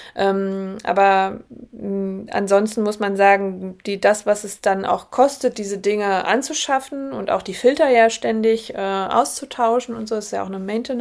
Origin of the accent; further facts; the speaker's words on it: Germany; wir bei uns in Deutschland